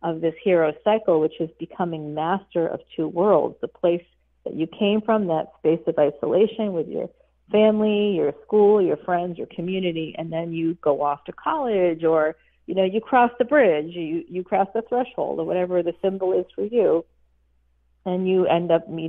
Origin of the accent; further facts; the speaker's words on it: Boston, Massachusetts, United States; I was born in Boston